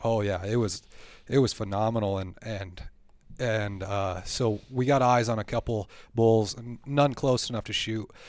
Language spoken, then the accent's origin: English; Black Hills, South Dakota, United States; I grew up here in the Black Hills area. I've lived here my whole life